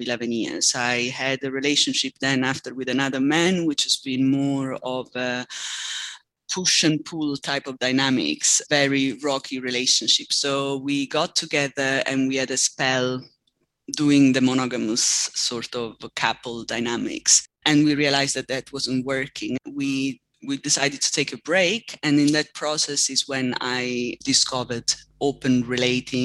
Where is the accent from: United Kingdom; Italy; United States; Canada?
Italy; Southern Italy; I come from Southern Italy